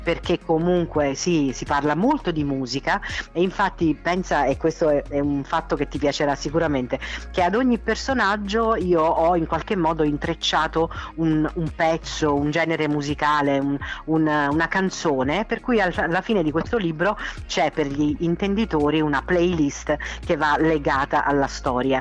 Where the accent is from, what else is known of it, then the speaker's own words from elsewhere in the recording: Nocera Inferiore, Campania, Italy; also born or lived in Naples; io non sono napoletana, lo sai, sono saler- di Nocera inferiore, no? Sì. provincia di Salerno